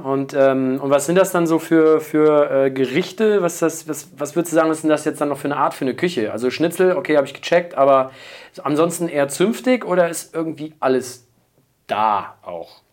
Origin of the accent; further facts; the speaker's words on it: Munich, Bavaria, Germany; wir kommen aus München, der Erfinderstadt des Biergartens